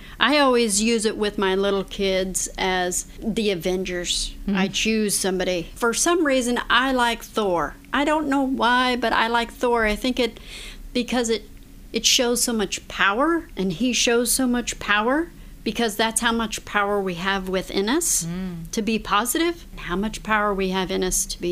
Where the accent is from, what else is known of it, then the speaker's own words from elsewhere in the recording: Colorado, United States; moved away; I'm originally from Colorado